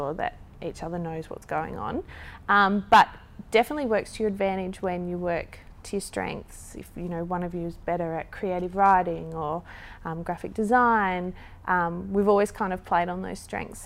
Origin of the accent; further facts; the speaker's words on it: Gold Coast, Queensland, Australia; growing up on the Gold Coast